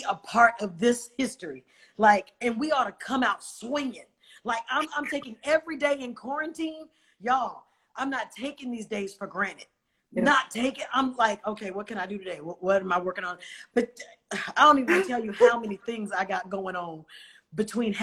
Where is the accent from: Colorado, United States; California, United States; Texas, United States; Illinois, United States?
California, United States; Oakland; I'm from Oakland